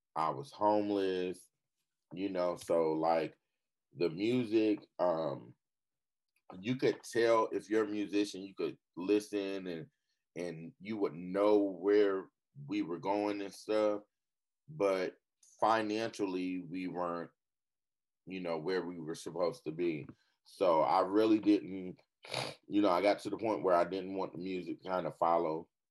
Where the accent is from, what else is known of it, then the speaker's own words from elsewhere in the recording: Fayetteville, North Carolina, United States; I'm from Fayetteville, North Carolina, aka Vietnam. I'm uh, born and raised